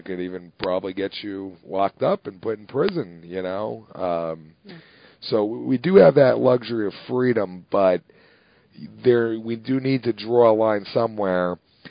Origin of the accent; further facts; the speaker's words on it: New Jersey, United States; and I grew up in Jersey, and they don't do that in Jersey.